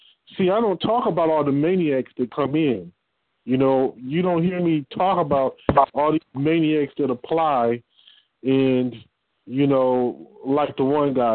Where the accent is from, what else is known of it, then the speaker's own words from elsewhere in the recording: Detroit, Michigan, United States; I'm from Detroit.